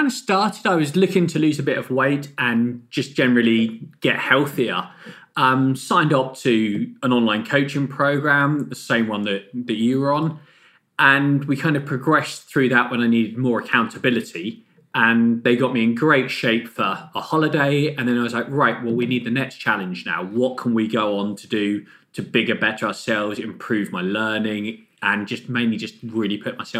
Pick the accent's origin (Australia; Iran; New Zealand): Australia; Being an Aussie and Uber competitive, I'd hate to see a grown man cry when they lose to them.